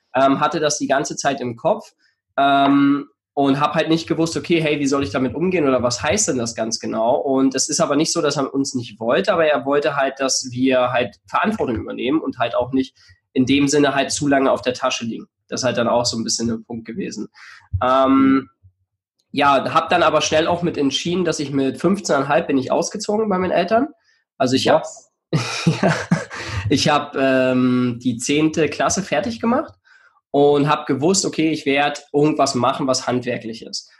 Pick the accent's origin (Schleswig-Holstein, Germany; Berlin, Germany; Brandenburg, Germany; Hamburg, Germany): Brandenburg, Germany; near Cottbus, eastern Germany; moved away as an adult; also born or lived in Switzerland (Basel, Aarau, Zürich); now in Switzerland; ich komme ursprünglich aus dem Osten von Deutschland, ähm, bin in der Nähe von Cottbus geboren